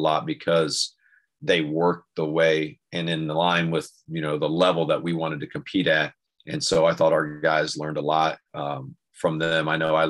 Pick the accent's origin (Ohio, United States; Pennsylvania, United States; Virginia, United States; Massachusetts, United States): Ohio, United States; St. Paris; So I grew up in St. Paris, Ohio. It's a little country, Champaign County, rural area.